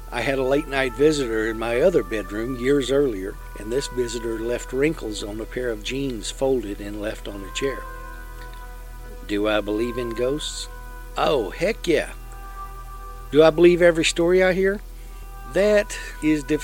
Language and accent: English; Lexington, Texas, United States; The house I grew up in Lexington, Texas